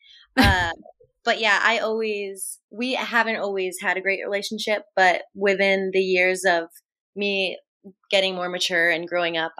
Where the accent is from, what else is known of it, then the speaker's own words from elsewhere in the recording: Coventry, Connecticut, United States; also born or lived in Chattanooga, Tennessee; I grew up in Connecticut